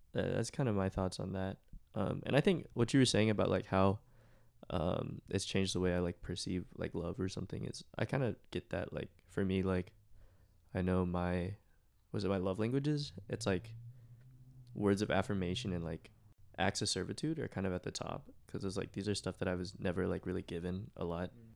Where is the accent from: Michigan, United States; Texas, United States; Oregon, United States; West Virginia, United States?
Texas, United States; Plano; I'm from Plano, Texas.